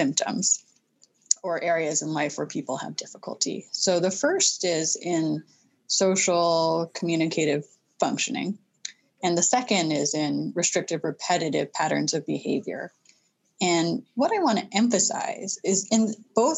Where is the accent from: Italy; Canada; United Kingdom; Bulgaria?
Canada; Vancouver, British Columbia; now in New England, United States; I'm a proud Canadian and grew up in Vancouver